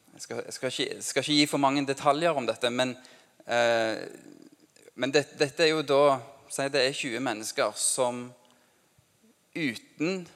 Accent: Norway; norsk som meg

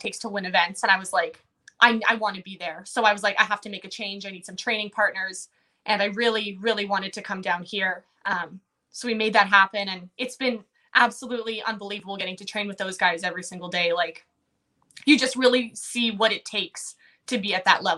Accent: Manitoba, Canada; Because I live in Manitoba. I'm from Manitoba.

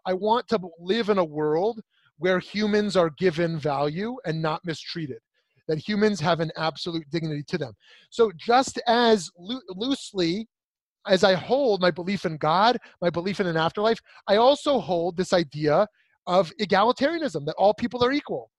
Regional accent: United States; I'm an American, I'm a Jew

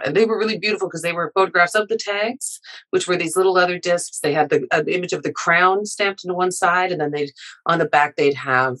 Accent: Happy Valley-Goose Bay, Newfoundland and Labrador, Canada; also born or lived in Hopedale; now in Montreal, Canada; I'm an Inuk and Newfoundlander from Nunatsiavut. My family's from Hopedale. I grew up in Happy Valley Goose Bay.

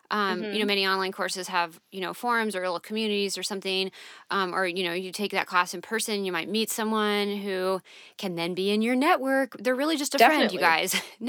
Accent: San Diego, California, United States; moved away; I used to get out to the West Coast a lot because I'm from there. I'm from San Diego, and I have family in San Diego and in Ventura.

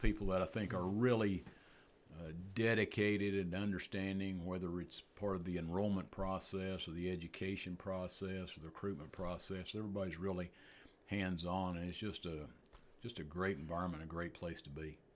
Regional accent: East Tennessee, United States; moved away as an adult; also born or lived in Dover, Delaware; I'd spent seventeen years at Lincoln Memorial University in East Tennessee, which was close, was in, actually in my hometown, where I, uh, where I grew up

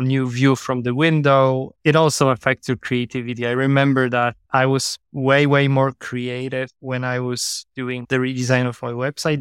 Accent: Warsaw, Masovian Voivodeship, Poland; moved away; also born or lived in Ireland / Portugal; Right now in my hometown in Warsaw, Poland

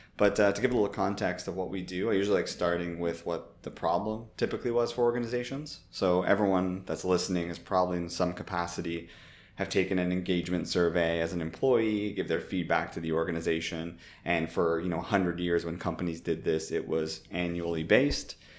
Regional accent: Toronto, Ontario, Canada; moved away as an adult; also born or lived in San Francisco / United Kingdom; my parents were born in Italy, but I grew up in Toronto, literally not too far from Jane and Finch

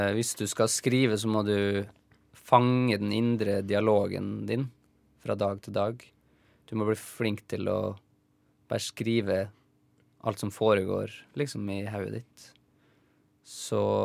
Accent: Isfjorden, Møre og Romsdal, Norway; Det er oppkalt etter ei elv i Isfjorden, der jeg kommer fra. Isfjorden i Rauma

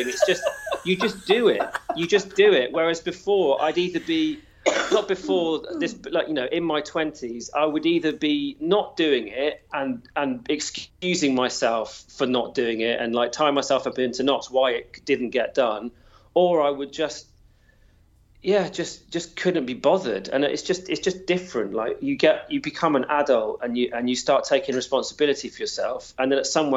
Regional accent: Wales, United Kingdom; I'm Welsh

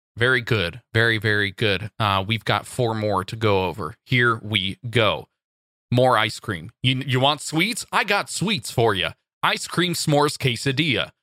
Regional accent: Santa Monica, California, United States; Santa Monica, my hometown turf-ish

